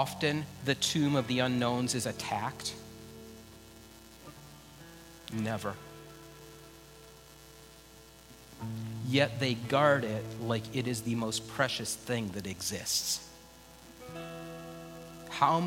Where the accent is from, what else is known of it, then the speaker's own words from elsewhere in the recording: United States; I have as an American